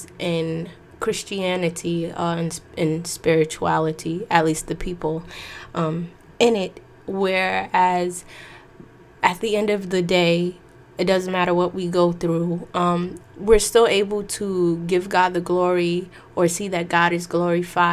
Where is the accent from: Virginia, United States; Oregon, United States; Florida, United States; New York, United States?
New York, United States; I'm from New York